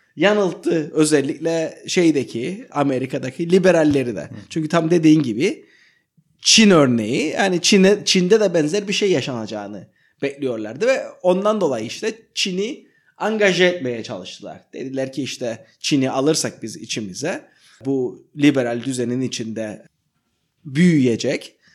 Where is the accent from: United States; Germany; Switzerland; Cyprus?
Cyprus; Sanırım biz Kıbrıslılar olarak